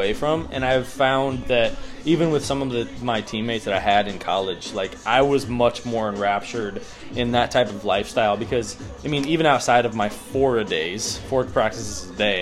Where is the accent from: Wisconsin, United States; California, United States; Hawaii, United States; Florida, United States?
Wisconsin, United States; now in Texas, United States; I was born and raised in Wisconsin